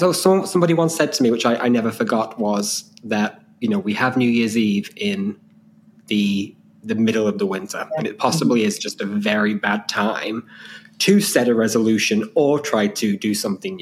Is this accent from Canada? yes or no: no; Ireland; I'm Irish